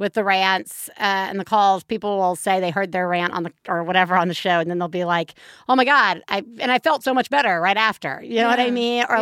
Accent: the South, United States; accent: Southern; my Southern accent

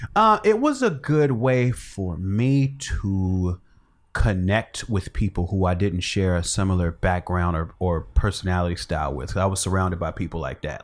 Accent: Chicago, Illinois, United States; moved away; I grew up in Chicago. Born and raised

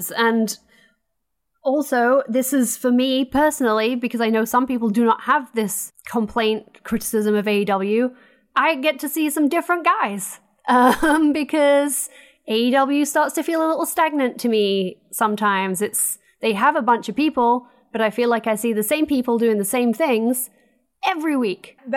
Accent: United States; I'm, I'm American.

